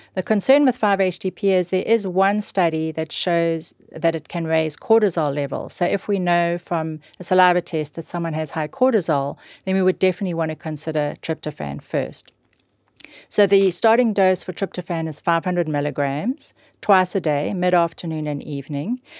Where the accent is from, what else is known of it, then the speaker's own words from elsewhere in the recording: South Africa; moved away; growing up in South Africa